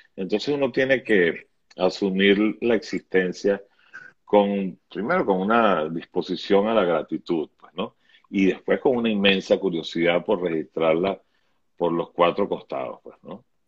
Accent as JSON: {"language": "Spanish", "country": "Venezuela", "tie": "born or raised there", "moved": "as an adult", "said": "yo nací con la democracia venezolana, y yo viví 40 años de democracia"}